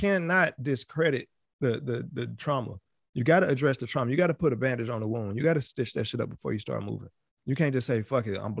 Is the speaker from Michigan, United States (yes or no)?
no; New York, United States; my hometown. You know what I'm saying? In New York